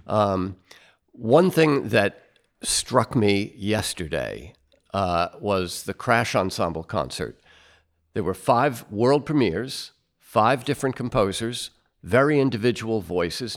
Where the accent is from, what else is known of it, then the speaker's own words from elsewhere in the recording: United States; as an American